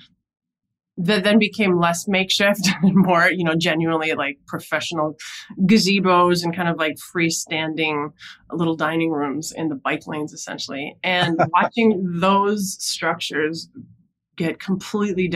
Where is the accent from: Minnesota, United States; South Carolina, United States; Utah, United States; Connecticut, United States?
Minnesota, United States; moved away as an adult; also born or lived in New York City; now in New York, United States; I grew up in Minnesota